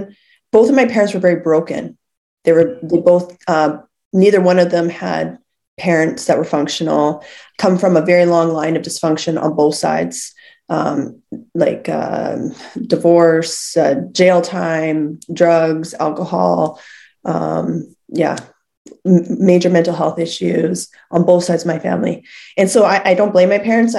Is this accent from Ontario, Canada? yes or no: no; Lethbridge, Alberta, Canada; I was born in Lethbridge.